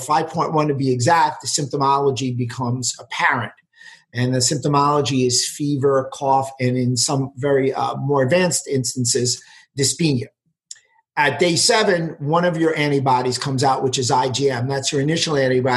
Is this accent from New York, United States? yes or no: yes; New York City, New York, United States; also born or lived in Westchester County; I grew up in New York City.